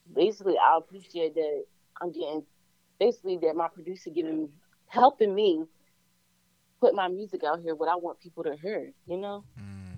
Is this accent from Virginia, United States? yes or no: yes; Virginia, United States; I'm an artist from Virginia.